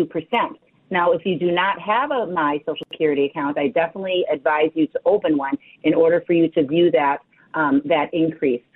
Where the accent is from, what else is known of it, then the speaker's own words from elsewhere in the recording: Wisconsin, United States; I was born and raised in Wisconsin.